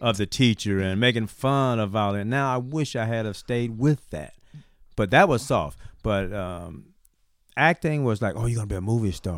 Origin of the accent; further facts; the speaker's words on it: St. Petersburg, Florida, United States; moved away; we're both from Saint Petersburg, Florida